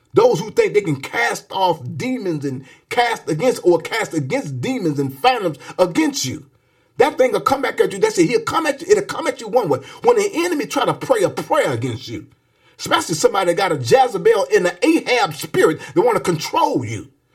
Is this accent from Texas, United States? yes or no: no; Saginaw, Michigan, United States; when I was young and growing up in the Pentecostal church down in Saginaw, Michigan